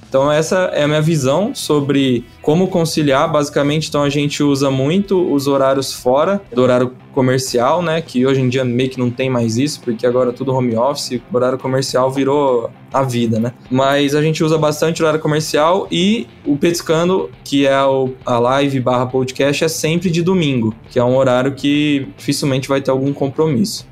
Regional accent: Ribeirão Preto, São Paulo, Brazil; Ribeirão é a terra do chopp, e a gente é de Ribeirão Preto

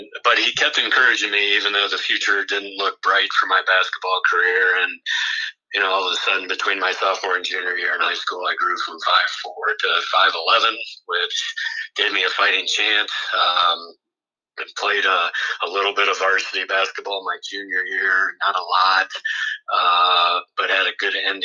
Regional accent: Galion, Ohio, United States; I grew up in Galleon

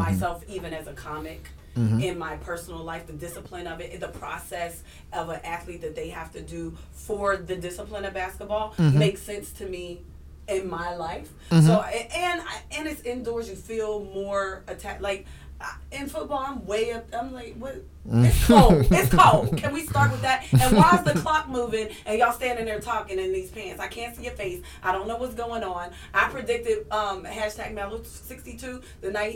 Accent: Pittsburgh, Pennsylvania, United States; now in New York, United States; I'm from Pittsburgh

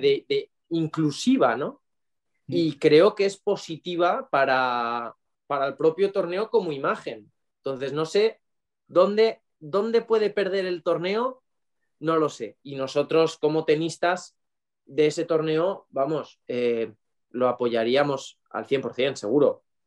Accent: Valencia, Valencian Community, Spain; born or raised there; also born or lived in Cuenca

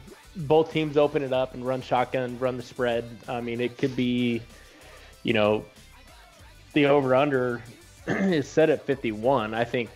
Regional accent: Fort Worth, Texas, United States; my hometown team, TCU

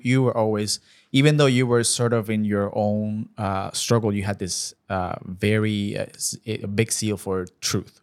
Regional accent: Puerto Rico; moved away as an adult; now in United States; born and raised in Puerto Rico, moved to the States back in twenty twelve.

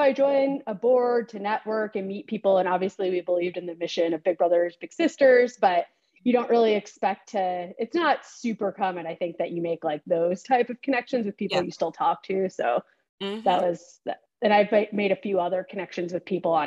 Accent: Springfield, Illinois, United States; also born or lived in Champaign, Illinois; I grew up in Springfield, Illinois. So I lived there basically my whole life

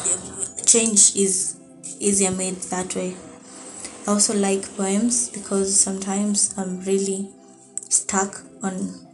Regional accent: Nairobi, Kenya; I'm from Nairobi, Kenya

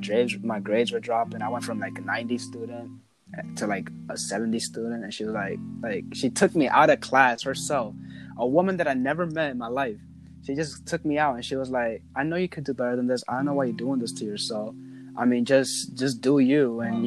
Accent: New York City, New York, United States; also born or lived in Bronx / Brooklyn; from 6 all the way until now, I've been in Harlem

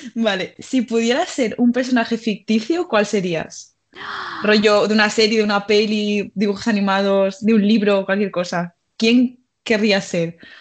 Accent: Mallorca, Balearic Islands, Spain; moved away as an adult; now in Madrid, Spain; también soy de Mallorca

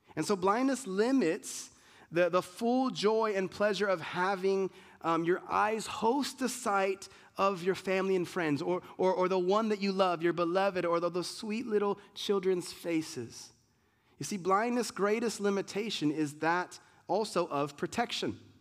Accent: United States; being an American, Americans like, we don't have culture

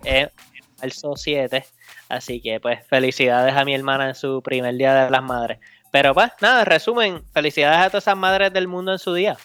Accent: Bayamón, Puerto Rico; yo me crié en Lo Más Verde

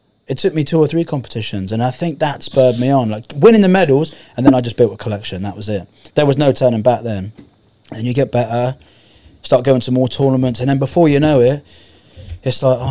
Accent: Poole, South West England, United Kingdom; In Poole, so Camford Heath, so it's near Bournemouth

